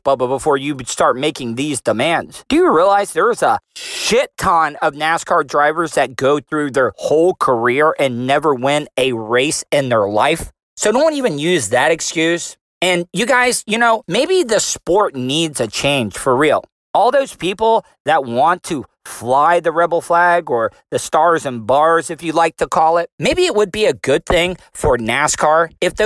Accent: Volusia County, Florida, United States; I grew up in Volusia County, less than 30 miles away from one of the most famous tracks in the goddamn world, which is Daytona International Speedway

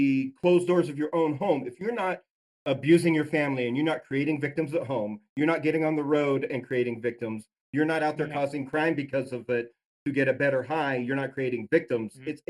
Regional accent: Utah, United States; I was raised Mormon in Utah

